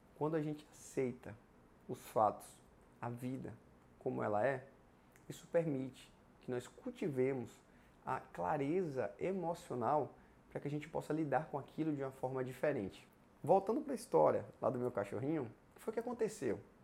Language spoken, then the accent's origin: Portuguese; Ibicaraí, Bahia, Brazil; moved away as an adult; also born or lived in Vitória da Conquista; a minha cidade natal era outra, era Ibicaraí